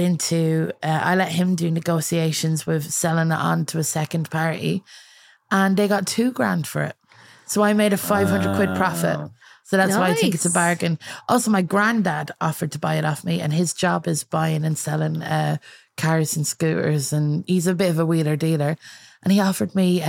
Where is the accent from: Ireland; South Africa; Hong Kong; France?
Ireland; now in United Kingdom; I'm from Ireland, and I came here